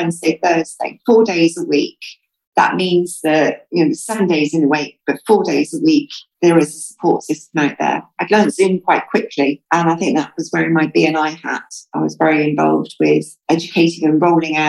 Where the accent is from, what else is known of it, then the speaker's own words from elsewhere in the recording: United Kingdom; now in United Arab Emirates; I'm British.